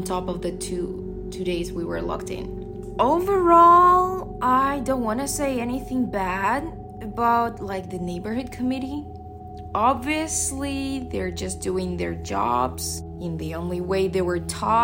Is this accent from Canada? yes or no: no; Russia; now in Shanghai, China; I'm from Russia. I moved to China 8 years ago.